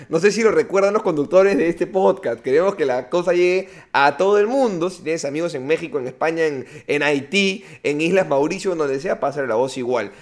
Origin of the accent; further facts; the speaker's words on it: Peru; Somos tres comediantes peruanos